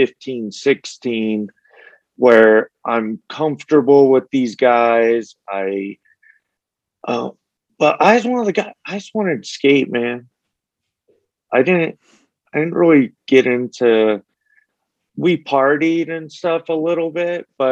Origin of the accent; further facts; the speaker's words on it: St. George, Utah, United States; also born or lived in Las Vegas, Nevada; even though I grew up in Las Vegas and St. George, the bulk of my life, you know, you move to St. George, it's a small little town.